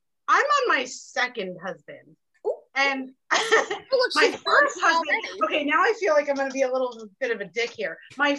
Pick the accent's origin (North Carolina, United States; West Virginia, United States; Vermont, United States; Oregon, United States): Vermont, United States; I grew up in Vermont.